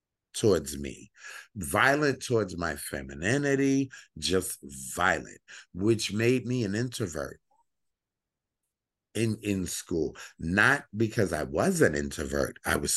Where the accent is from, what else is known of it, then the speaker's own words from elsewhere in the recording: New York City, New York, United States; I grew up in Bushwick, the old Bushwick